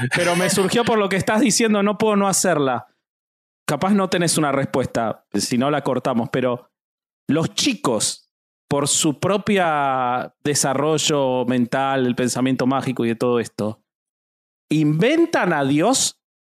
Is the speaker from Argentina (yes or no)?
yes; Argentina; yo soy argentino